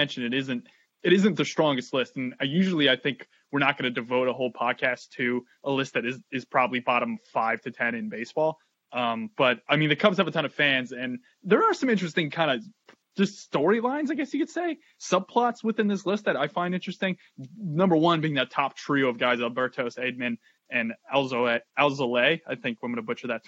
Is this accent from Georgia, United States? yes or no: no; Connecticut, United States; moved away as an adult; now in Boston, United States; my hometown in Connecticut